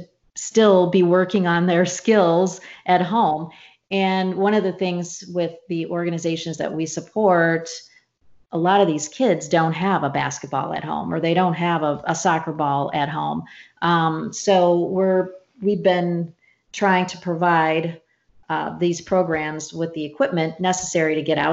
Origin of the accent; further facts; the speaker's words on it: St. Louis, Missouri, United States; I grew up in St. Louis